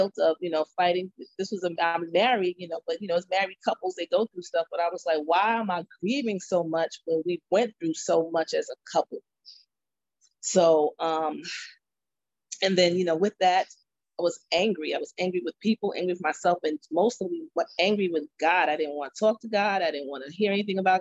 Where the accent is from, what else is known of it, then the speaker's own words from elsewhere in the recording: Mount Vernon, New York, United States; I'm from Mount Vernon, New York